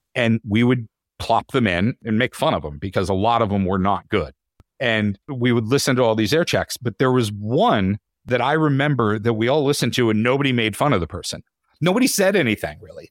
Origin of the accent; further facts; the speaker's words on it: Titusville, Pennsylvania, United States; moved away as an adult; also born or lived in Syracuse; I grew up in Titusville, Pennsylvania